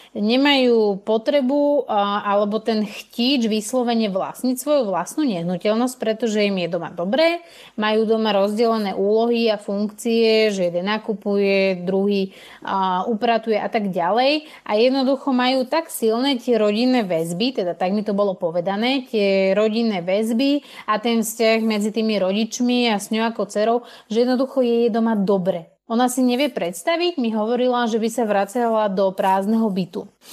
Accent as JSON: {"language": "Slovak", "country": "Slovakia", "also_born_or_lived": "Denmark", "moved": "as an adult", "said": "Ja som vlastne odišla zo Slovenska, kde som predtým teda bývala s mojimi rodičmi"}